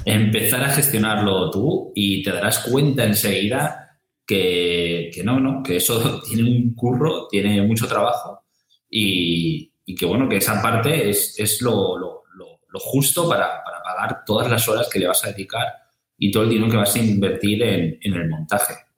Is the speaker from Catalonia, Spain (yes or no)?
yes; Santa Coloma de Gramenet, Catalonia, Spain; en Santa Coloma, de donde soy yo